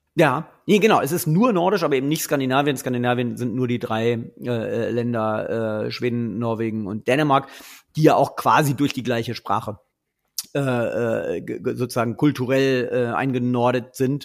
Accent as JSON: {"language": "German", "town": "Göttingen", "region": "Lower Saxony", "country": "Germany", "tie": "born or raised there", "said": "Ich komme ja aus Göttingen, deswegen ist es für mich ähm, äh, ein, ein Zurück in meine Heimatregion"}